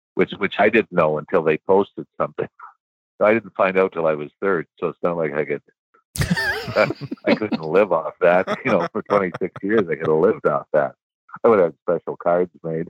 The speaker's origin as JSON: {"language": "English", "town": "Sault Ste. Marie", "region": "Ontario", "country": "Canada", "tie": "born or raised there", "moved": "yes", "said": "growing up in Sault Ste. Marie"}